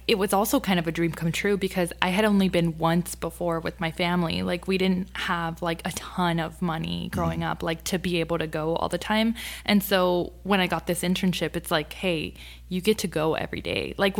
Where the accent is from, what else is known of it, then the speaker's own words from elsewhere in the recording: Sharyland, Texas, United States; I'm from Sherryland. Awesome. Yeah, born and raised. Like, that's where I went from elementary all the way to high school.